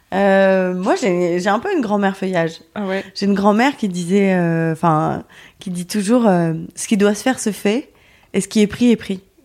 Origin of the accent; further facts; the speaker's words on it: Lyon, Auvergne-Rhône-Alpes, France; moved away as an adult; now in Paris, France; je suis partie de Lyon pour vivre à Paris